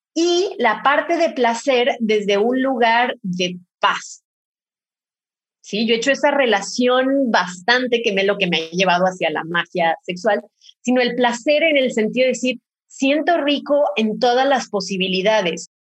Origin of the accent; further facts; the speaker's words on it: Mexico; soy de México y acá tenemos una diversidad culinaria increíble